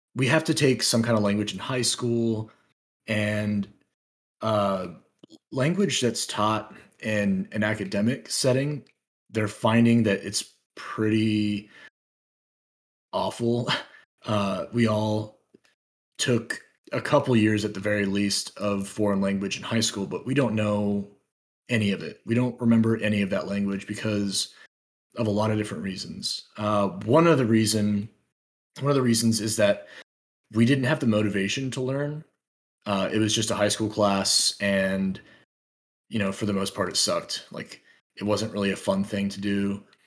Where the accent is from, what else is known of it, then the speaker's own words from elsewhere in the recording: United States; first language English; as Americans, we do not we're not compelled to learn any other language